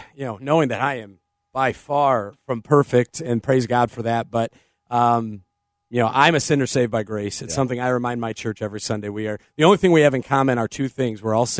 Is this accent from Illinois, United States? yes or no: yes; Illinois, United States; this is from my hometown state where I'm at right now, Illinois.